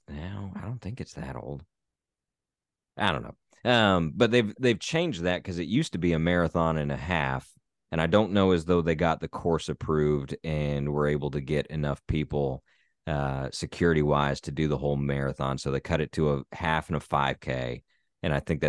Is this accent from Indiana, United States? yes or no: yes; Southern Indiana, United States; born or raised there; moved away